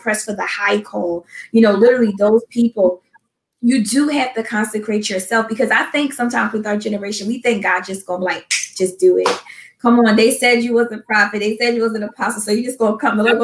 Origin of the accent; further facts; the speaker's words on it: Philadelphia, Pennsylvania, United States; moved away as an adult; now in New Jersey, United States; I'm originally though from Philadelphia, I've been in New Jersey, I think, for maybe like almost 3 years now